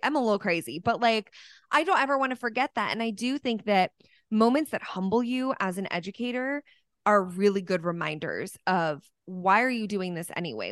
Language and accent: English; Dallas, Texas, United States; here in Dallas, my hometown